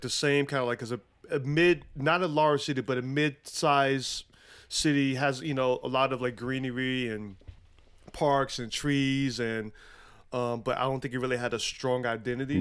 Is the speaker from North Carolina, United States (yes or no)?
yes; Charlotte, North Carolina, United States; moved away as an adult; also born or lived in Brooklyn, New York / Atlanta / Philadelphia / San Jose, California; I was raised in Charlotte